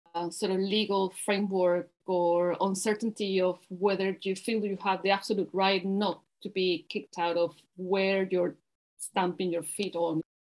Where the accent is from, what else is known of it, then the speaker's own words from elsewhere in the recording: Caracas, Capital District, Venezuela; moved away as an adult; now in England; I'm originally from Venezuela and I'm Caracas, and I'm now living in uh, in England